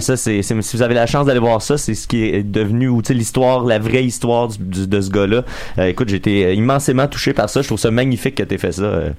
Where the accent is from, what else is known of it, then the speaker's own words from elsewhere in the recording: Salaberry-de-Valleyfield, Quebec, Canada; moi puis Max, on vient de Valleyfield